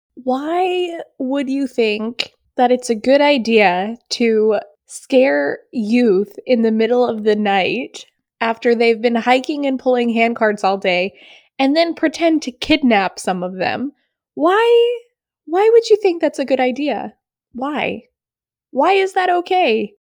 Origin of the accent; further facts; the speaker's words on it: New Hampshire, United States; We are from New Hampshire